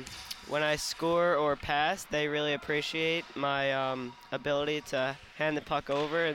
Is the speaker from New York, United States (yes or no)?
yes; Long Island, New York, United States; I'm from Long Island, New York